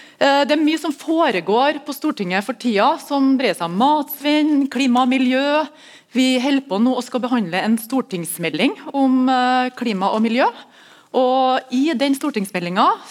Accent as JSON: {"language": "Norwegian", "town": "Melhus", "region": "Trøndelag", "country": "Norway", "said": "jeg er fra Melhus"}